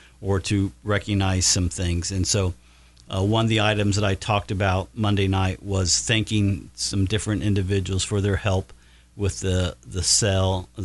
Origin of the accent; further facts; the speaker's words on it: Batesville, Indiana, United States; when I was a youngster growing up in Batesville, back in the early 70s